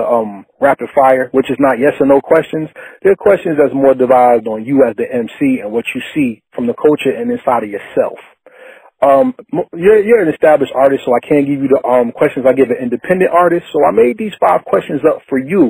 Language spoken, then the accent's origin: English; New Jersey, United States; I'm from Jersey